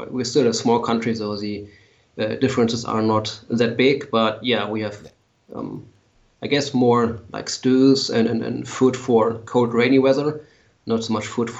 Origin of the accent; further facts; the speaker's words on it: Lower Saxony, Germany; English is a second language; Yes, a small town near Hanover on a farm. My parents still live on the farm, and I have my workshop on the farm, but I live in the city now.